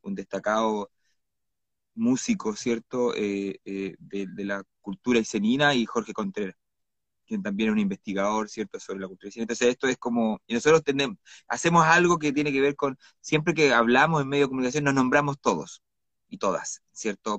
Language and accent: Spanish; Iquique, Tarapacá, Chile; moved away as an adult; also born or lived in Santiago; now in Coyhaique, Chile; yo soy de Iquique originalmente, estudié periodismo en la Universidad del Norte